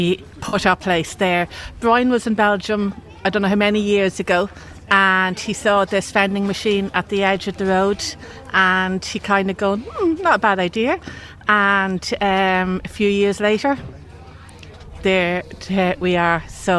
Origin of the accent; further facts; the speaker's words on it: Termonfeckin, Leinster, Ireland; I'm actually from Termonfeckin.